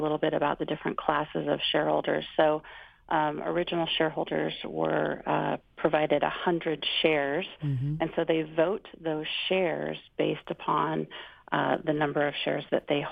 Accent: Kodiak, Alaska, United States; I'm from Kodiak

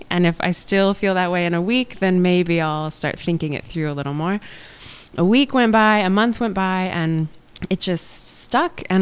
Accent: Anchorage, Alaska, United States; also born or lived in abroad; I'm from South Anchorage.

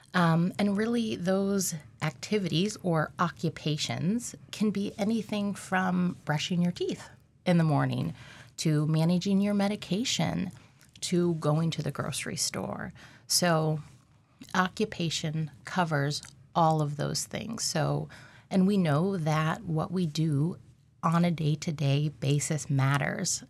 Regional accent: Alaska, United States; I'm from Alaska

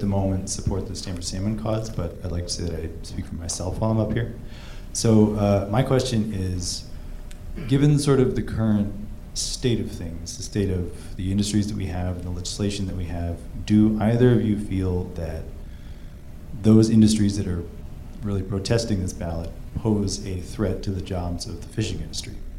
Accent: Haines, Alaska, United States; moved away as an adult; now in Juneau, United States; I am originally from Haines. I was raised there, and I've lived in Juneau now for about three and a half years

